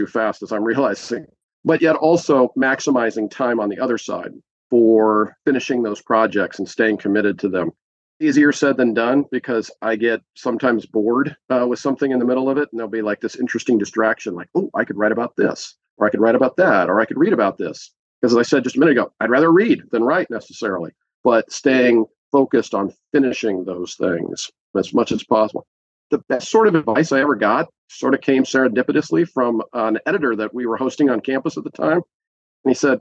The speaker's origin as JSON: {"language": "English", "town": "Los Angeles", "region": "California", "country": "United States", "tie": "born or raised there", "moved": "yes", "said": "I grew up in Los Angeles"}